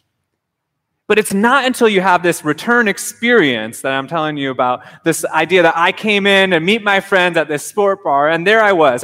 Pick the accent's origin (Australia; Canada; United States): United States; Minnesota; moved away as an adult; also born or lived in Southern California / Japan; now in Honolulu, United States; I grew up in Minnesota in a small town there